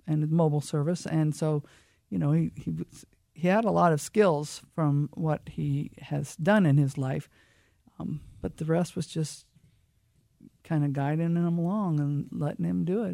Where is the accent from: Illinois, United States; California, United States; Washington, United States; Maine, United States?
Washington, United States; Lake Whatcom; I was raised on Lake Watcom